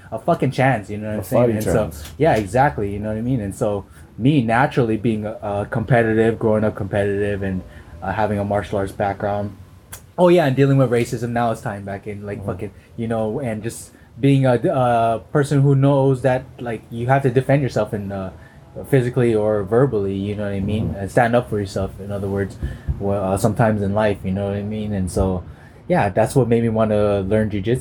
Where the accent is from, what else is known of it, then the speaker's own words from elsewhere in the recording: Los Angeles, California, United States; I grew up freaking, you know